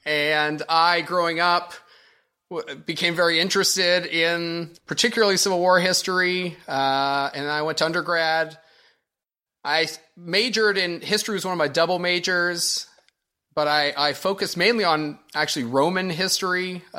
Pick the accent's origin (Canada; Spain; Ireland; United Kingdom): Canada; Ontario; also born or lived in Alabama / Washington, D.C.; now in Springfield, Illinois, United States; I'm from Ontario.